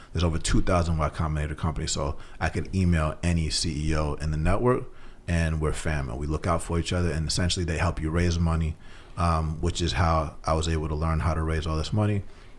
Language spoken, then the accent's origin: English; Atlanta, Georgia, United States; So I grew up in Atlanta, Georgia.